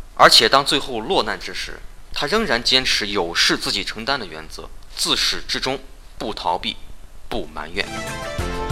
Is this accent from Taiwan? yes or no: no; China; 我们中国人